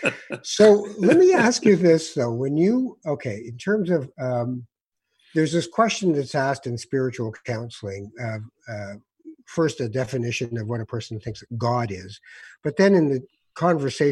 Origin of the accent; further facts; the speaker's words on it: Morocco; moved away; I'm from Morocco